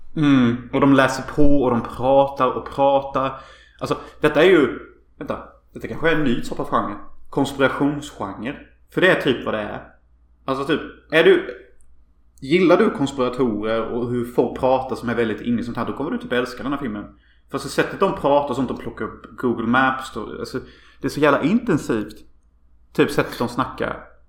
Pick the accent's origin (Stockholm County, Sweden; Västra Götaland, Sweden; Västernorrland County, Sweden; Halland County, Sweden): Halland County, Sweden; Hyltebruk; vi växte upp i Hyltebruk